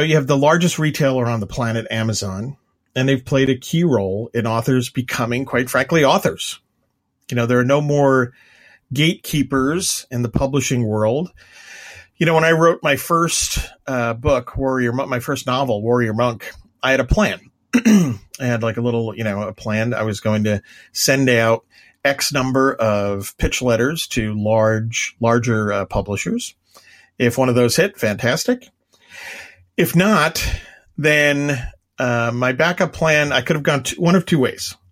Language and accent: English; Long Island, New York, United States; I'm from Long Island